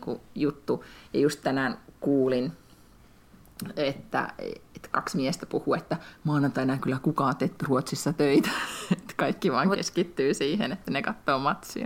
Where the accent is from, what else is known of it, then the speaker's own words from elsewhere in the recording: Finland; now in Sweden; tässä kohtaa Lätkän MM-kisoissa tunnen itseni suomalaiseksi